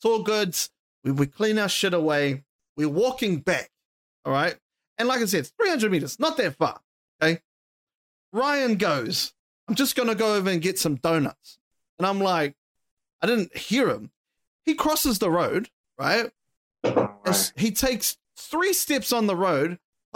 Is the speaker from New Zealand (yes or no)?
yes; New Zealand; we're from New Zealand